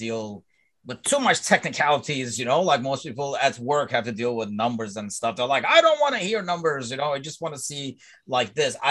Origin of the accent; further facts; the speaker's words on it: Turkey; I'm from Turkey